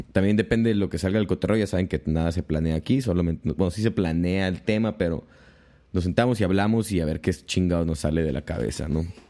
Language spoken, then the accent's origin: Spanish; Tijuana, Baja California, Mexico; also born or lived in Guamúchil, Sinaloa / Mexico City; soy de aquí de Tijuana. Este, me fui a la Ciudad de México hace como cinco años